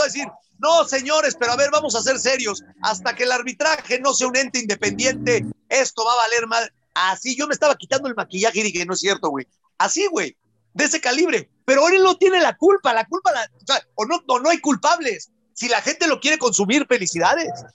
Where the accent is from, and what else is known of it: Mexico